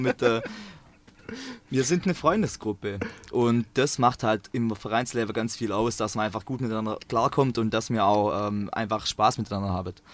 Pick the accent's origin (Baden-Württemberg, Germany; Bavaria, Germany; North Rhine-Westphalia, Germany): Baden-Württemberg, Germany; Swabia, between Stuttgart and Lake Constance; accent: Swabian; ich komme ähm, aus dem Schwabeland, ähm, zwischen Stuttgart und Bodensee